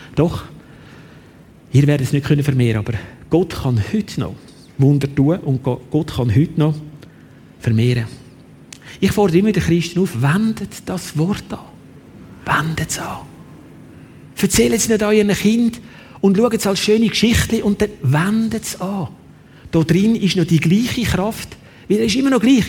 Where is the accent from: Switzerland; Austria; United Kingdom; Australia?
Switzerland; bei uns in der Schweiz